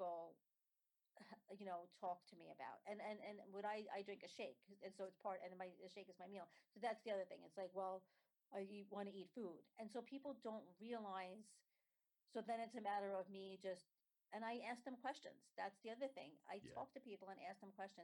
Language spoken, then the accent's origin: English; New York City, New York, United States; also born or lived in Staten Island; I grew up in Brooklyn. I got married and moved to Staten Island